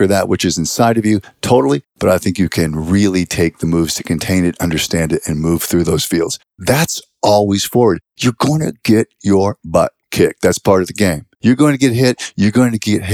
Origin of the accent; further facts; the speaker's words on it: Western Pennsylvania, United States; we grew up in Western Pennsylvania, a small town, about 3,800 people